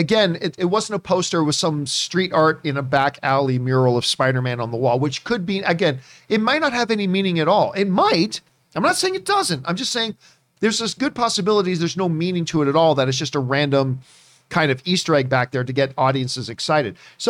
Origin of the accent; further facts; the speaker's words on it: Halifax, Nova Scotia, Canada; moved away; I was born in Halifax, Nova Scotia. That's where I was born.